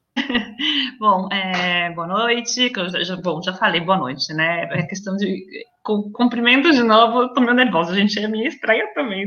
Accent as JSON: {"language": "Portuguese", "country": "Brazil", "moved": "as an adult", "lives_now": "Venice, Italy", "said": "Eu sou brasileira, mas eu também sou italiana"}